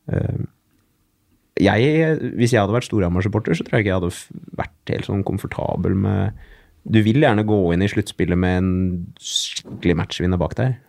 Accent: Oslo, Norway; Så jeg er jo født og oppvokst på Manglerud

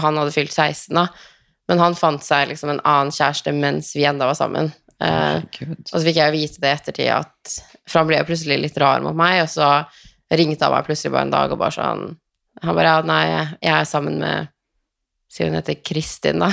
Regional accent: Tønsberg, Vestfold, Norway; ble jeg hjemme i Tønsberg

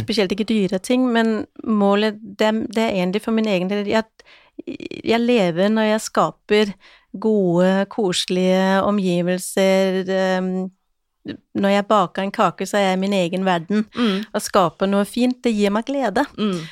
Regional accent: Denmark; now in Norway; Jeg er jo dansk

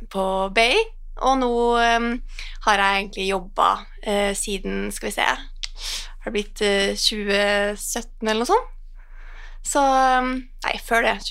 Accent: Trondheim, Trøndelag, Norway; moved away as an adult; now in Oslo, Norway; fra Trondheim. Eh, har bodd i Oslo nå i ja, hva er det blitt over ti år.

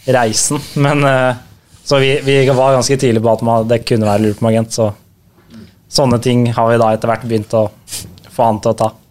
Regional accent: Drøbak, Akershus, Norway; Vi har vokst opp i Drøbak, litt utafor Drøbak sentrum.

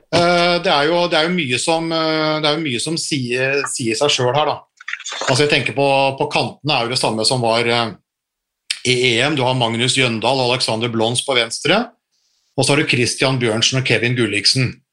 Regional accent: Norway; vi er nordmenn

